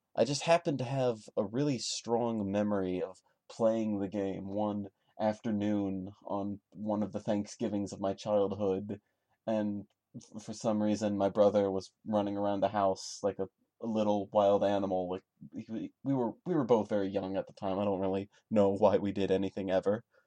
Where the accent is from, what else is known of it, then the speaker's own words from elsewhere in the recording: United States; I am an American